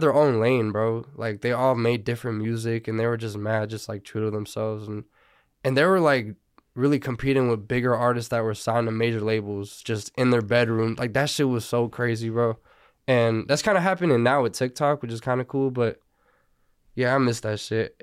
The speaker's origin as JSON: {"language": "English", "town": "Burbank", "region": "California", "country": "United States", "tie": "born or raised there", "also_born_or_lived": "Sylmar, Los Angeles", "lives_now": "Northridge, Los Angeles, United States", "said": "I was born in Selmar, but I didn't live there. And I grew up in Burbank"}